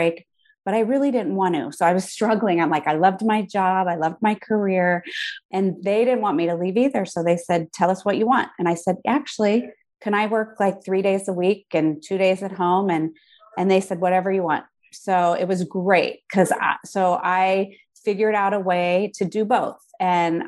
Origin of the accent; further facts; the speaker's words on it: Southern California, United States; moved away as an adult; also born or lived in Chicago / South Bend, Indiana; I grew up in Southern California